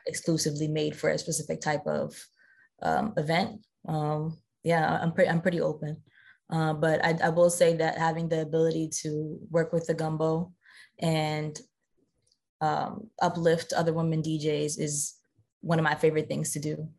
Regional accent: New Jersey, United States; growing up in South Jersey

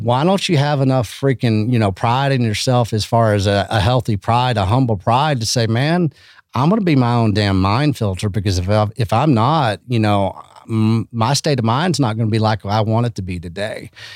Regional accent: Canyon, Texas, United States; also born or lived in Austin, Texas; I come from Canyon, Texas, you know, and it's, it's nothing special, man, but it's very special

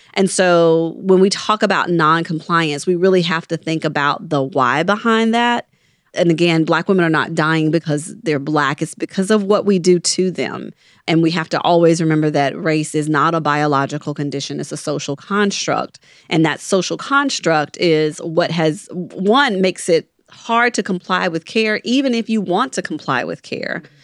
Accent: Mississippi, United States; now in New Orleans, United States; I grew up in Mississippi

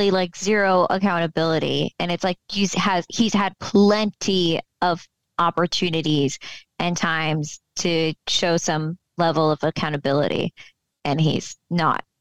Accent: Fort Lauderdale, Florida, United States; So, I moved within the last two years. I moved back home to my hometown, Fort Lauderdale, Florida.

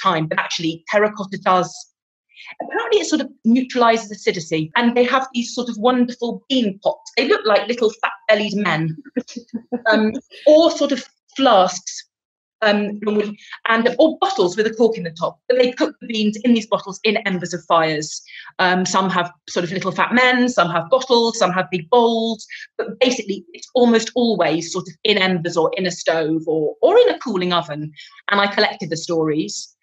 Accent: England, United Kingdom; now in Italy; I'm English

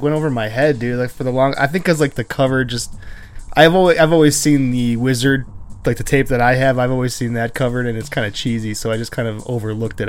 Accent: Buffalo, New York, United States; I'm from Buffalo.

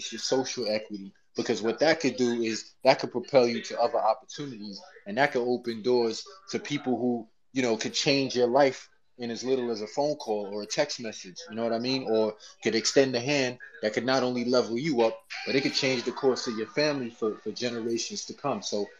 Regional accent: New York City, New York, United States; I'm from New York.

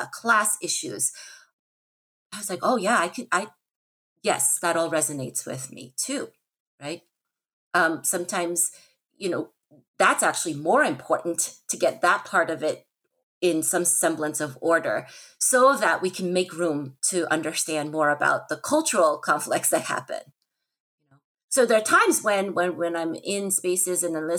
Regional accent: United States; also born or lived in South Korea; my being Asian American adoptee

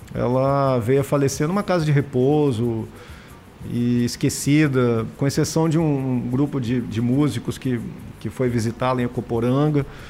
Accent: Espírito Santo, Brazil; eu sou capixaba com orgulho

